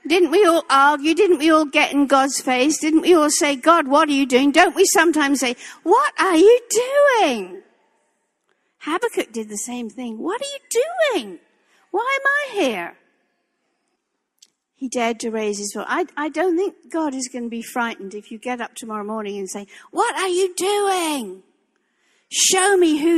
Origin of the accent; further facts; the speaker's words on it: England, United Kingdom; moved away; this English girl